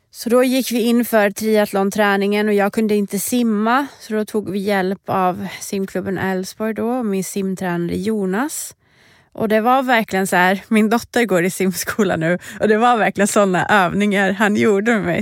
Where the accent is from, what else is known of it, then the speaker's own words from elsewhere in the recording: Sweden; jag var ju första svensk och fortfarande enda svensk som har fått representera vårt land